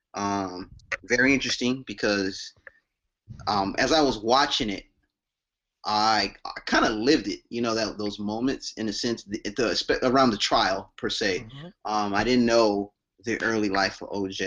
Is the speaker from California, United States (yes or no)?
yes; Los Angeles, California, United States; growing up in the L.A. area during the O.J. trial and the L.A. riots